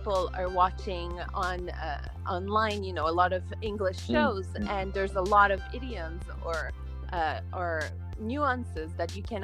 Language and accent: English; Montreal, Quebec, Canada; moved away as an adult; now in Japan; I'm from Montreal, Canada, and I moved to Japan already 5 years ago.